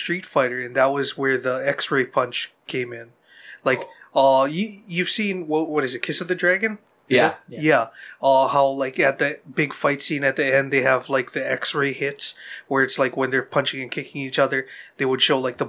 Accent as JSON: {"language": "English", "region": "Hawaii", "country": "United States", "tie": "born or raised there", "said": "growing up in Hawaii"}